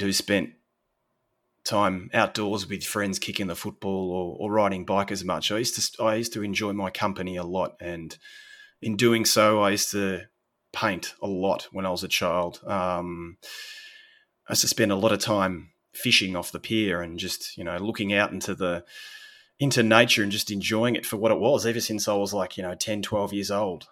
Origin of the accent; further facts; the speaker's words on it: Sorrento, Victoria, Australia; moved away as an adult; now in Italy; so I'm from a little beach country town in Australia, little fishing town, fishing village called Sorrento, which is about two hours south of Melbourne